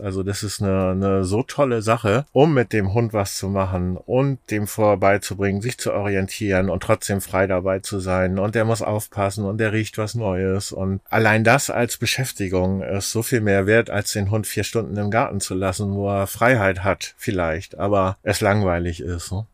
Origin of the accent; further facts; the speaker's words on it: Schleswig-Holstein, Germany; also born or lived in Bad Bramstedt; ich war immer ein, ein Kind des Meeres sozusagen, zwischen den Meeren aufgewachsen